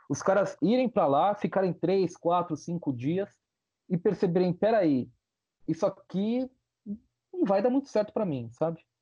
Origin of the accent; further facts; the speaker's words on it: São Bernardo do Campo, São Paulo, Brazil; now in Salvador, Brazil; Na verdade, eu sou paulista. Eu, na verdade, eu sou paulista, viu? Eu sou Mas São você... Bernardense.